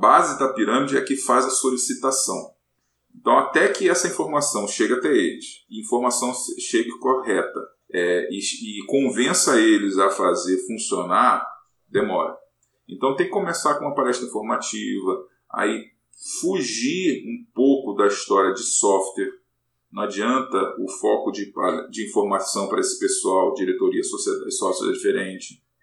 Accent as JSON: {"language": "Portuguese", "region": "Rio de Janeiro", "country": "Brazil", "said": "sou carioca, então na UFRJ passei para é, a Universidade Federal do Rio de Janeiro para fazer física"}